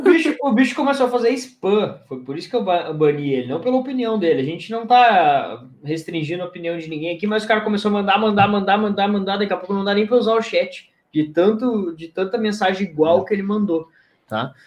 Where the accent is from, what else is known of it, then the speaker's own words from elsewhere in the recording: Rio Grande do Sul, Brazil; eu sou do Rio Grande do Sul